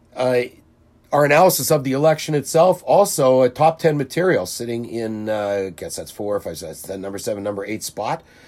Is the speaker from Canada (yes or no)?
yes; Winnipeg, Manitoba, Canada; as a Jewish kid growing up in the North End